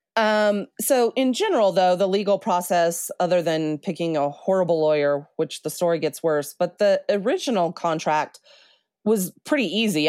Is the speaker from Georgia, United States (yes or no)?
no; New Mexico, United States; moved away as an adult; also born or lived in Colorado; I grew up in New Mexico